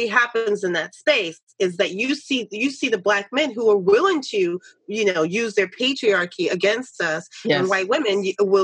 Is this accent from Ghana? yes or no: no; New York City, New York, United States; moved away; I grew up in New York City